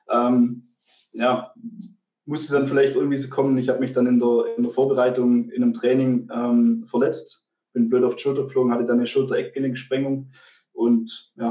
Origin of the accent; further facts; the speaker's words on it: Bickelsberg, Baden-Württemberg, Germany; weil ich ähm, komme eigentlich ursprünglich ähm, nicht von Brittheim, also ich komme ursprünglich aus Bickelsberg, da gibt es auch keinen kein, ähm, ja, Sportverein, keinen kein Fußball.